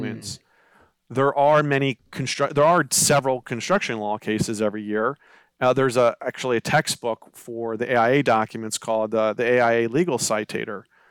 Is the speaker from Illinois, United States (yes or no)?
no; Baltimore County, Maryland, United States; I'm from the Baltimore County area